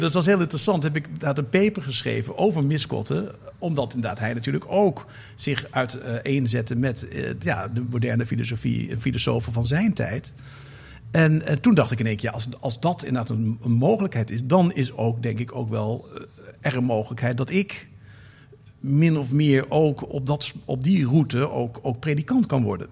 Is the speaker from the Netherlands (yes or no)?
yes; North Brabant, Netherlands; now in Amsterdam, Netherlands; ik kwam ook uit Brabant